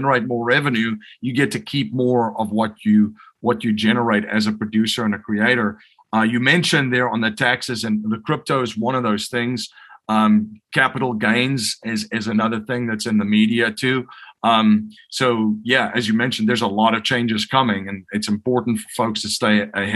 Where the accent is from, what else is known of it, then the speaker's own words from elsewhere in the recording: South Africa; growing up in South Africa